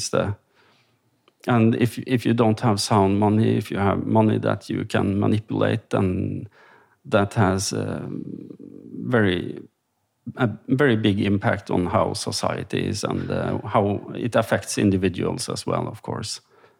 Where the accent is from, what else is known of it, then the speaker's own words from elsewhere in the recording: Trøndelag, Norway; I'm from Trøndelag, and that's a region in Norway, which is in the middle part of Norway. Live close to a small city called Steinkjer, where I work as a lawyer.